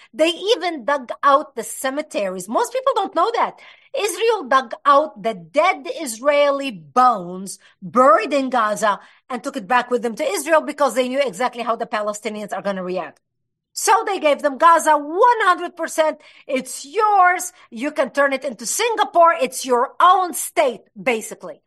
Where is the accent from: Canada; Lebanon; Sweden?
Lebanon; moved away; I was born and raised in Lebanon